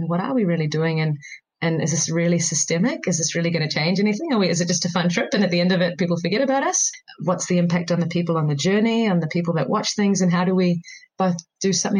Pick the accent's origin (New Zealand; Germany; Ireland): New Zealand; as an Indian growing up in New Zealand, I used to often visit every couple of years my grandparents back in India.